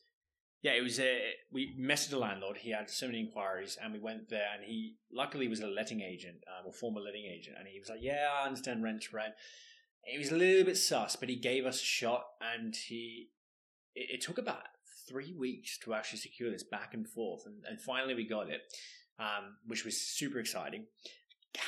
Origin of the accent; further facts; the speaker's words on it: Australia; accent: Australian; moved away; hopefully you can hear the accent. I'm Australian